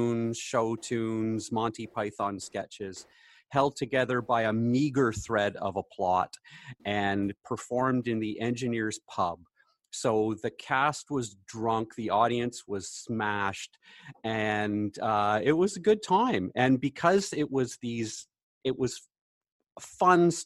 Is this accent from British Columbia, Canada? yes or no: no; Hamilton, Ontario, Canada; also born or lived in Kingston, Ontario; now in Renfrew, Canada; I grew up in Hamilton